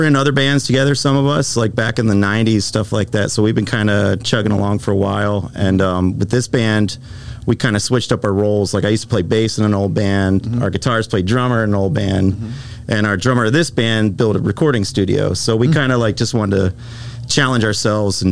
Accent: Erie, Pennsylvania, United States; I'm from Erie, Pennsylvania.

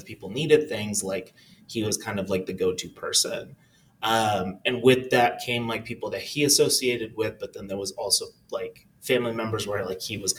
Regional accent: California, United States; I mean, a lot of it was pretty chill. It was a very brown experience. Most of my community was like some type of like person from Latin America.

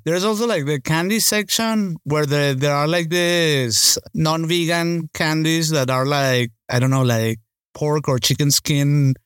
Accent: Caracas, Capital District, Venezuela; moved away; I grew up in Caracas

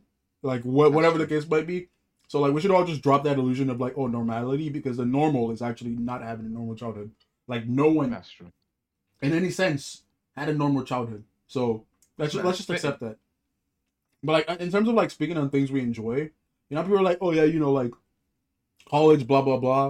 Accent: Nigeria; now in United States; when we're growing up in Nigeria

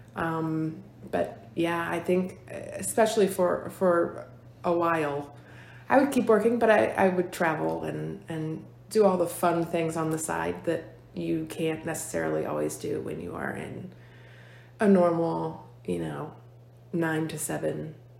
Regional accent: Fork Union, Virginia, United States; most of my life I've been here in Fluvanna County. Um, I grew up in Fork Union.

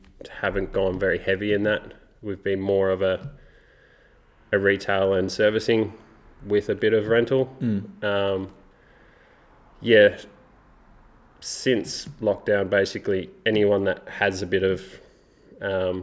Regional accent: Maffra, Victoria, Australia; moved away as an adult; now in Queenstown, New Zealand; I'm from Maffra, which is 3 hours east of Melbourne.

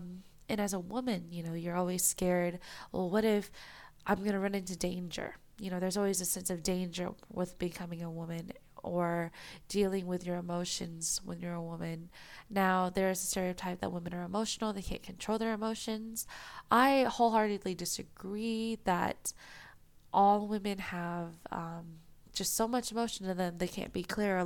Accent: United States; I'm an Asian American girl who grew up in America

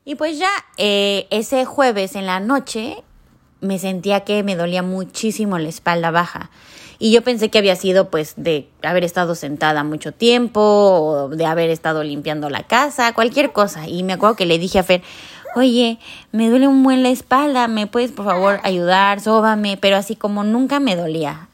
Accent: Mexico; moved away; yo soy de México

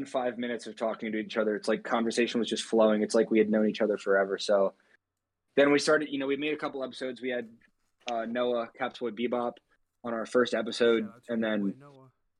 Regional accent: United States; all three of them and myself are all like from the same general area. We're all, you know, pretty close in the DMV

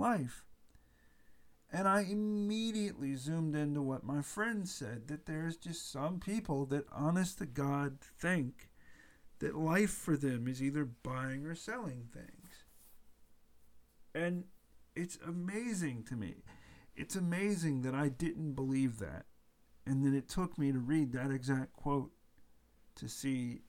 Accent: United States; I'm an American

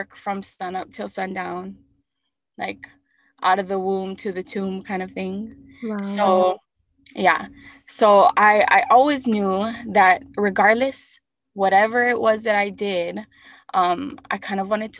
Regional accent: Hawaii Island, United States; also born or lived in Oahu; I was born and raised on Hawaii Island. My ohana is from Kau

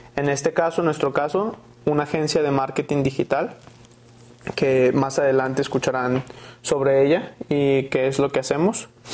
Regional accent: Guadalajara, Jalisco, Mexico; moved away as an adult; also born or lived in San Francisco, United States; Nací aquí en Guadalajara, Jalisco y hice mis estudios en Estados Unidos

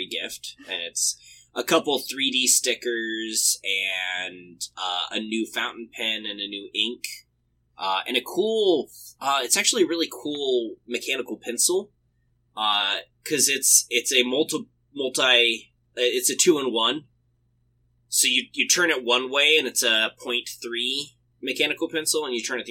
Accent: the South, United States; everywhere in the South we use it

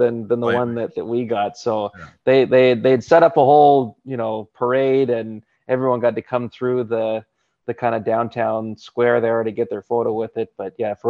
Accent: Campbell River, British Columbia, Canada; my hometown of Campbell River

